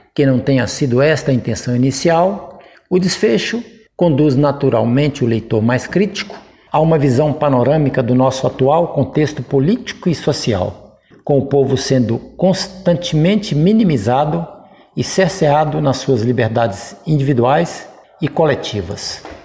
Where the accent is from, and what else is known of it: Nova Era, Minas Gerais, Brazil; born or raised there